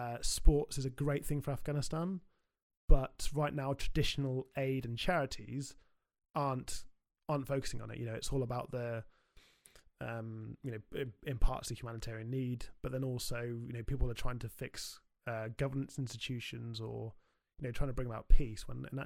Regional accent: South West England, United Kingdom; when I grew up in Somerset, you know, mountain biking was my kind of my go-to sport

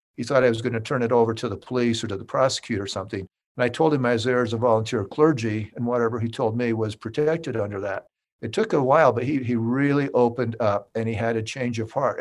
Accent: Millcreek, Utah, United States; Utah, born and raised. I grew up in the, in the Salt Lake City area. I was born in Mill Creek

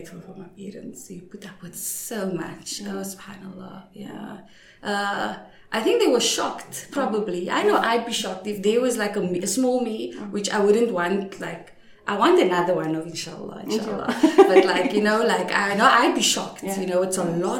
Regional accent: Cape Town, Western Cape, South Africa; I'm from, for the, our international friends, from what you know as the projects. We call it the Cape Flats

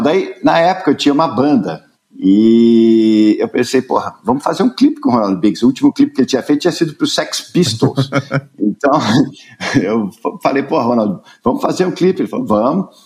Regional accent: Curitiba, Paraná, Brazil; Eu nasci em Curitiba. Meu pai era publicitário, tinha uma agência de propaganda em Curitiba

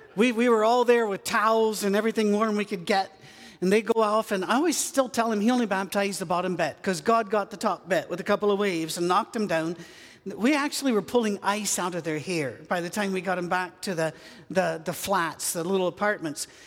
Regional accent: United Kingdom; I'm British.

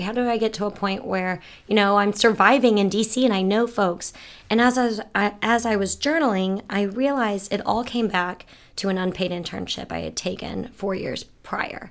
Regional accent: St. Petersburg, Florida, United States; I'm from Saint Pete, Florida.

